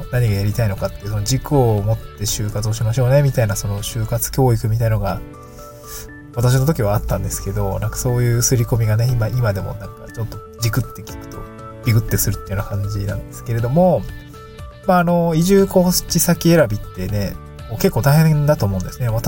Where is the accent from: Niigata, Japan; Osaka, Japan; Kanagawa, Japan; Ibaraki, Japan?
Niigata, Japan; moved away as an adult; also born or lived in Aomori / Tokyo; now in Awaji Island, Japan; 私は、新潟県出身で、えっと、大学の頃は青森に4年間いて